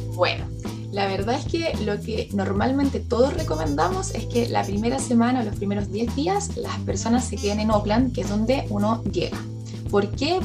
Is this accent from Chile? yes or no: yes; Chile; moved away as an adult; now in New Zealand; Yo como chilena